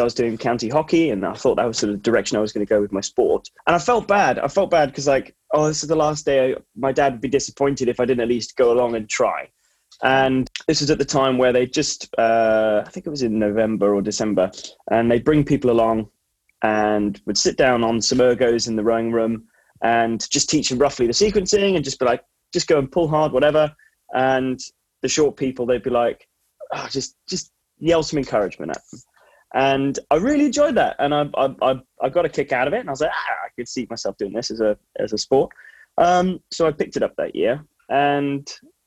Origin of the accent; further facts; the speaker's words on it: Marlow, South East England, United Kingdom; also born or lived in Abingdon; I was a day boy, and I was commuting from the Marlow area to school every day. So that was like my local club